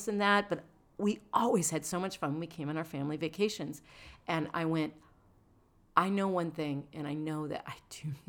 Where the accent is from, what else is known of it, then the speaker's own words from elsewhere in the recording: Rockford, Illinois, United States; born there; I was born in Northern Illinois